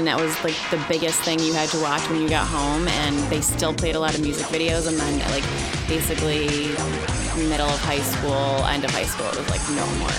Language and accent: English; Marcellus, New York, United States; moved away; Upstate New York, in a little rural town called Marcellus. It's right near Syracuse, New York.